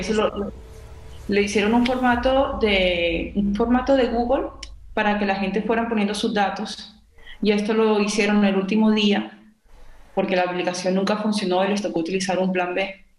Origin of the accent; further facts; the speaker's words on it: Colombia; moved away; yo como colombiana del exterior